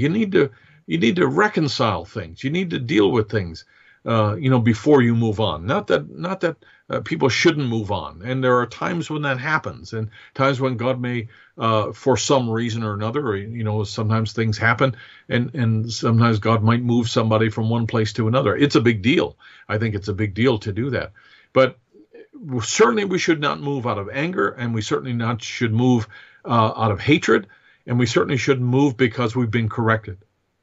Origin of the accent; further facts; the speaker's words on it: United States; as an American